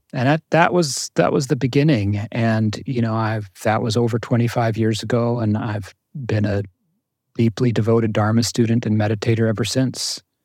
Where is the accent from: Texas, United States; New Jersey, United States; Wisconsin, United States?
New Jersey, United States; I grew up in Jersey, in North Jersey, um, middle class family